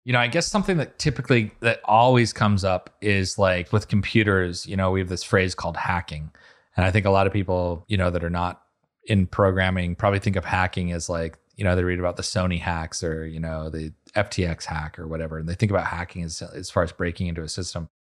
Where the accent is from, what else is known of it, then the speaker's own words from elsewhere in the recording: Utah, United States; now in Miami, United States; I'm from Utah. I'm like a twelfth generation Uton or something